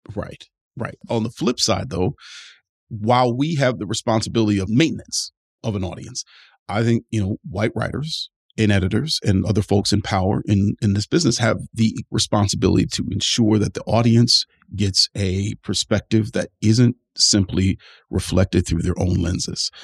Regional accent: Cleveland, Ohio, United States; Rust Belt cities like my hometown of Cleveland

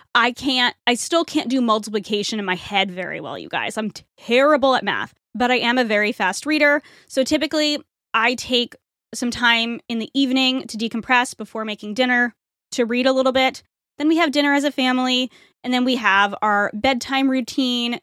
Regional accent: New England, United States; I'm from New England

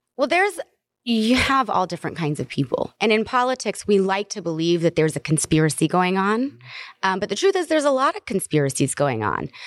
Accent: the South, United States; I'm from the South

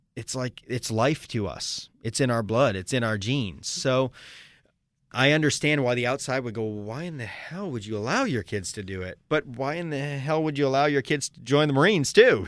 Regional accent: Sarasota, Florida, United States; my hometown of Sarasota, Florida

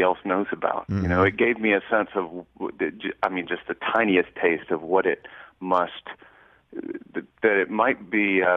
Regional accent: Raleigh, North Carolina, United States; also born or lived in Vienna, Virginia; I grew up in Raleigh, North Carolina

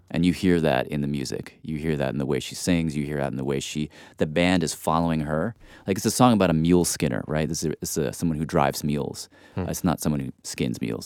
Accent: Nashville, Tennessee, United States; I grew up in Nashville, which is Dolly's world

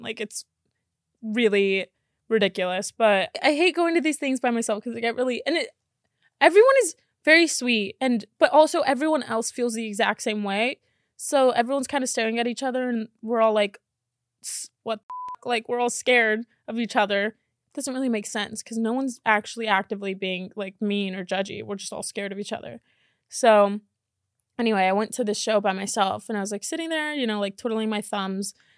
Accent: Miami, Florida, United States; moved away; also born or lived in Texas; I'm from Miami, so I know what hot is

